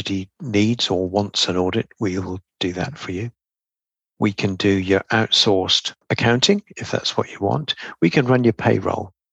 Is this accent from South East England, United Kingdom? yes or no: yes; Oxford, South East England, United Kingdom; also born or lived in Aberdeen / Banbury; I was born in Oxford and went to school there